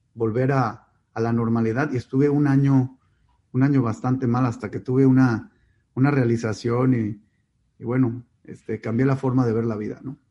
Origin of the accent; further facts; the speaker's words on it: Monterrey, Nuevo León, Mexico; also born or lived in Mexico City; Yo nací en Ciudad de México, eh, y a los cinco años mis padres tienen su primera crisis económica importante y deciden mudarse a Monterrey